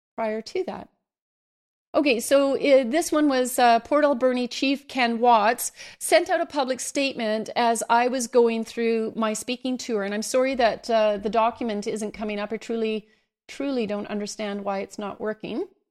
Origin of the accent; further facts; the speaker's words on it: Canada; me as a Canadian